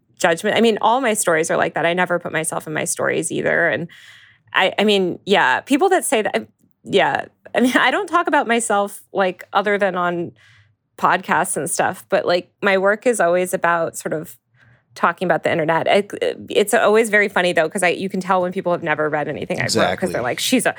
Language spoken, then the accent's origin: English; Northeast, United States; I grew up in the Northeast